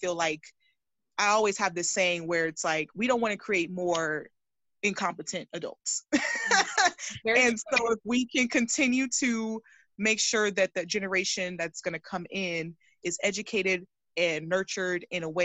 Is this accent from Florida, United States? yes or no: no; California, United States; I'm from California